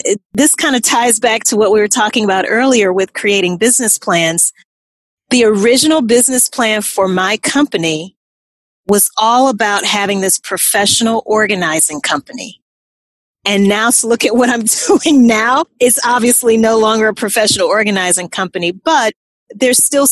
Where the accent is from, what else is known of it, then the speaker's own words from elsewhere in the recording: Louisiana, United States; moved away; also born or lived in New Orleans, Louisiana; I'm originally from Louisiana